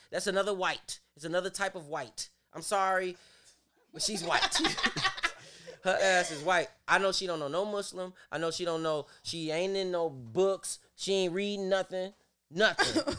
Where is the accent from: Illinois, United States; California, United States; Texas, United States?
Illinois, United States; Chicago; I'm from Chicago.